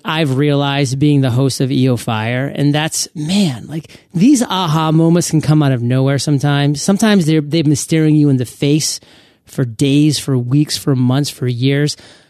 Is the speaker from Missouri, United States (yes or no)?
no; Maine, United States; I was growing up in Southern Maine.